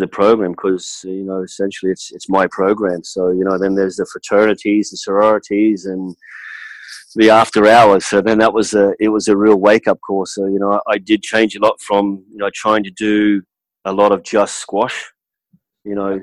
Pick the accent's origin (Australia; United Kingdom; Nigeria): Australia; moved away as an adult; now in United States; that's how I was brought up back in Australia